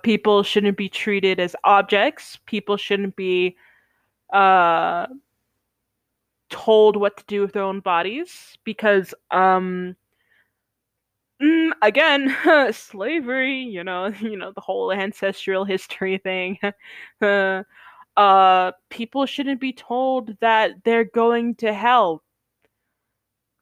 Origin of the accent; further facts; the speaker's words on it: United States; We're United Statesmen.